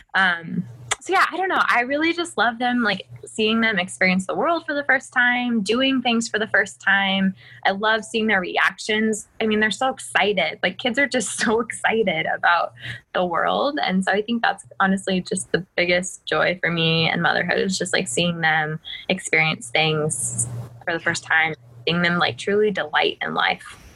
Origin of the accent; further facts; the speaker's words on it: Colorado, United States; moved away as an adult; now in South Carolina, United States; I was born in Colorado and born and raised, never had left